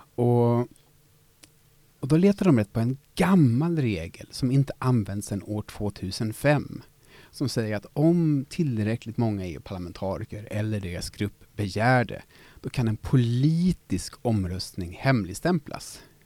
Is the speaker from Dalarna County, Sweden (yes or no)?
no; Gothenburg, Västra Götaland, Sweden; som göteborgare